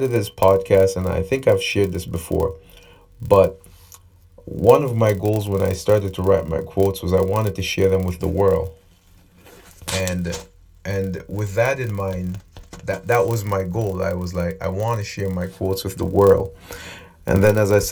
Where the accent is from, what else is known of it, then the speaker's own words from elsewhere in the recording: Nevis, St. Kitts & Nevis; now in Canada; I'm from a country called Nevis, just to get to the point. There's about 15 to 20,000 people. I now live in Canada